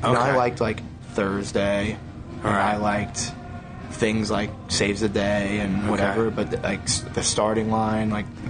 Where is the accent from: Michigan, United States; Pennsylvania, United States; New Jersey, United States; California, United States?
New Jersey, United States; Rahway; also born or lived in Livingston, New Jersey / East Brunswick, New Jersey / Clark, New Jersey; I was born in Livingston, and I grew up in Rahway, okay. Rahway Clark area.